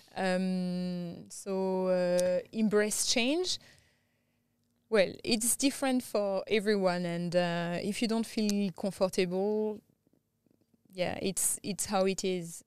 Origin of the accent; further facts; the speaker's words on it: France; English is a second language; moved away as an adult; also born or lived in Thailand / India / Southeast Asia; now in Australia; I grew up in France